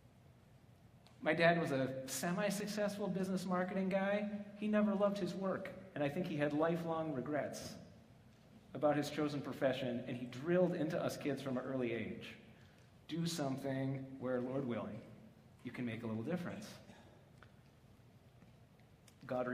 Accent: Midwest, United States; moved away as an adult; we're both from the Midwest

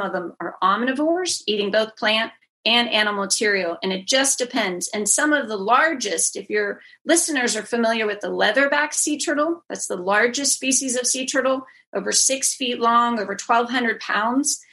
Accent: just outside of Pittsburgh, Western Pennsylvania, United States; moved away as an adult; also born or lived in Houston; I grew up in Western Pennsylvania, just outside of Pittsburgh

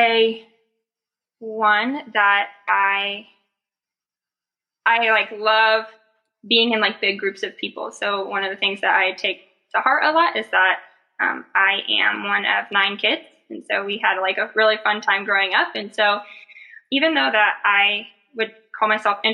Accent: Missouri, United States; moved away as an adult; now in Indianapolis, United States; I'm actually currently in Indianapolis, Indiana, but I'm from Missouri

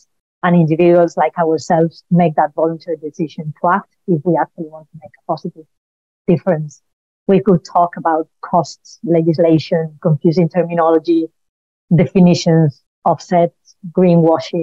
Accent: Spain; now in United Kingdom; I'm originally from Spain, as surely you can tell from my accent

